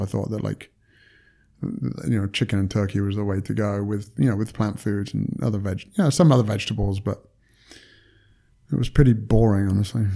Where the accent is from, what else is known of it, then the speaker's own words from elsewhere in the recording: United Kingdom; moved away as an adult; now in United States; I'm British and, and, you know, from the U K